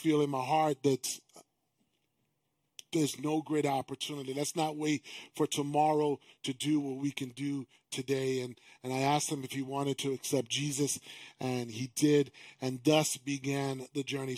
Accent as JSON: {"language": "English", "region": "East Coast", "country": "United States", "moved": "yes", "said": "I'm from the East Coast"}